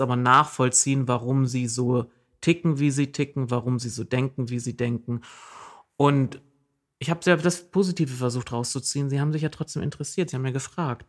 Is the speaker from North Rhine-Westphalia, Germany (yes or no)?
no; Jessen, Saxony-Anhalt, Germany; accent: Berlin-like dialect with Saxon influences; now in Oldenburg, Germany; meine Heimat liegt im Osten Sachsen-Anhalts